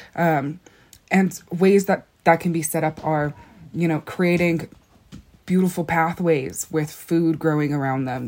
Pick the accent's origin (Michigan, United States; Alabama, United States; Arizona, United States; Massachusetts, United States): Arizona, United States; Black Mesa; I'm from Black Mesa